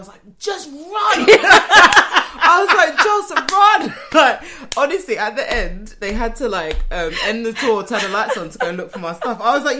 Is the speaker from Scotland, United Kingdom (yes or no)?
no; Rotherhithe, London, United Kingdom; I'm from Rotherhithe.